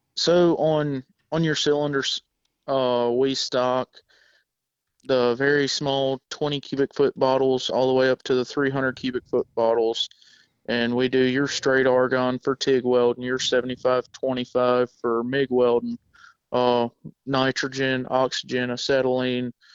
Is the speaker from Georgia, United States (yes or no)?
yes; South Georgia, United States; moved away as an adult; I actually am from South Georgia. Uh, moved up here seven years ago